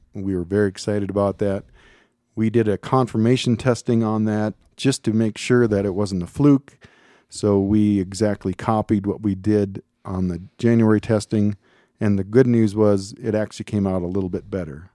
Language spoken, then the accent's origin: English; Minnesota, United States; moved away as an adult; also born or lived in Missoula, Montana; now in Colorado, United States; I'm originally from Minnesota